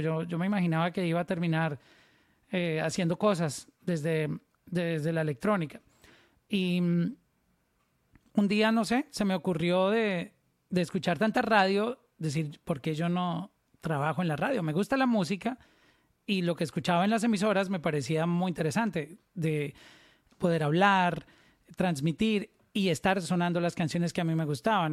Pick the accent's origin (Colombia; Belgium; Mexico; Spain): Colombia; Pácora, Caldas; moved away; also born or lived in Medellín; soy de un pueblito que se llama Pacora Caldas, pero mm, me trasladé luego a Medellín